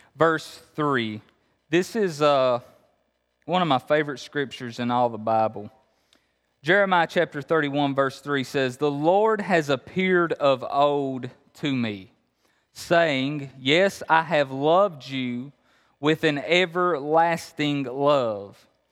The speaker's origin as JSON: {"language": "English", "area": "Appalachia", "region": "Kentucky", "country": "United States", "said": "I'm really from Kentucky. You hear the accent? I'm really from Kentucky, okay? Uh, so, yeah, I'm, I'm, I'm from Appalachia"}